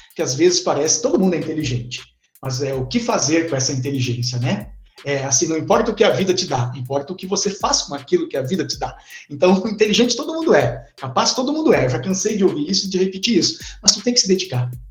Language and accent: Portuguese; Formigueiro, Rio Grande do Sul, Brazil; eu sou do interior de Formigueiro. É importante dizer que eu sou do interior de Formigueiro